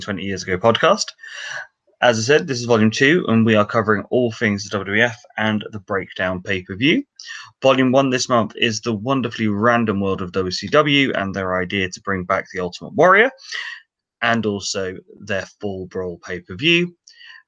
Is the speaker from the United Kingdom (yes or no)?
yes; England, United Kingdom; we're English